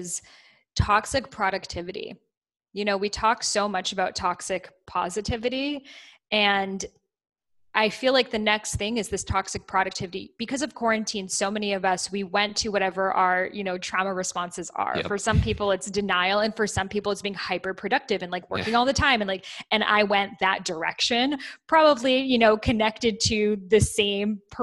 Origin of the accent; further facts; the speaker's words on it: Boston, Massachusetts, United States; as a child, I grew up in Boston, you know, by Salem, Massachusetts